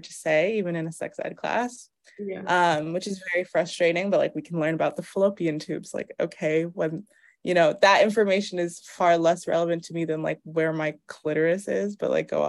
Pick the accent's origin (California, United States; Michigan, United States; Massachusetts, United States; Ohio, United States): Massachusetts, United States; Cambridge; moved away as an adult; also born or lived in Harlem, New York; now in New York, United States; I'm from Massachusetts, from Cambridge, Boston area. It's actually where I'm staying right now with my parents for a little bit. What else? But I am New York based. I'm based in Harlem